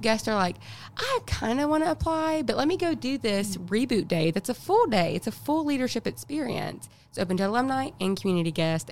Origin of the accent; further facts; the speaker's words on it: Coleman, Alabama, United States; moved away as an adult; now in Huntsville, United States; I'm originally from Coleman